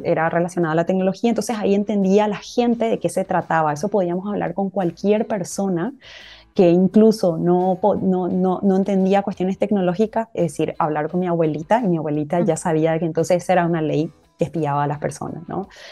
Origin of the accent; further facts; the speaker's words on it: Paraguay; first language Guarani; en guaraní lo decíamos así, que, que, bueno, es nuestro idioma materno y es nuestro idioma principal en el país